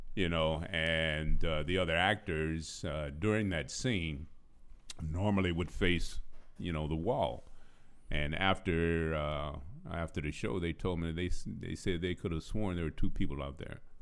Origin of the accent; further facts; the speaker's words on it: San Francisco, California, United States; also born or lived in Houston; I was born in Houston, but I was raised in San Francisco